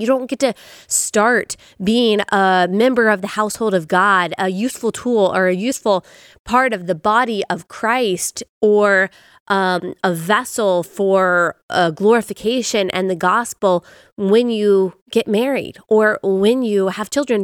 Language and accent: English; North Texas, United States; moved away; I grew up in Texas, and in North Texas